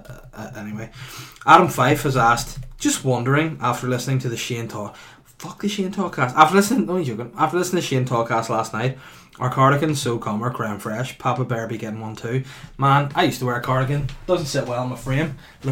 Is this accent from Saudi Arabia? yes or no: yes; Saudi Arabia; I'm from Saudi Arabia.